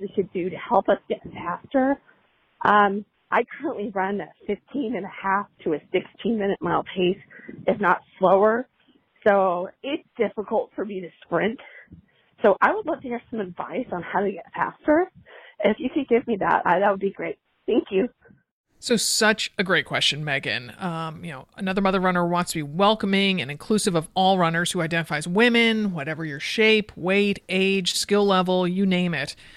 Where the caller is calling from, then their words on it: Orange County, California, United States; I'm calling from Orange County, California